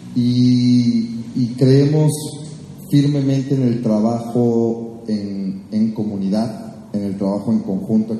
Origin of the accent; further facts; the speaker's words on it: Mexico; somos mexicanos